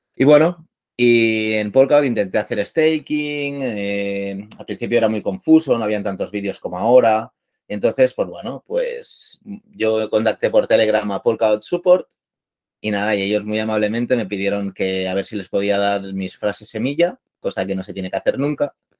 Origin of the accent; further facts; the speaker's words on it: Barcelona, Catalonia, Spain; soy de Barcelona